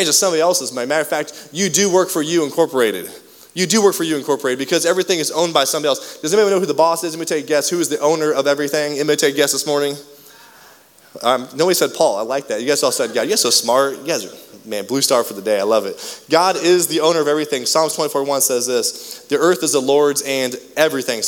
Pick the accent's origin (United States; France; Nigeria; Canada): United States; most of us, as American families